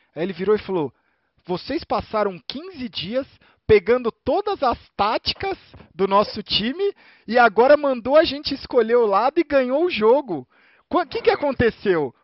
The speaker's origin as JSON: {"language": "Portuguese", "country": "Brazil", "said": "eu sou brasileiro"}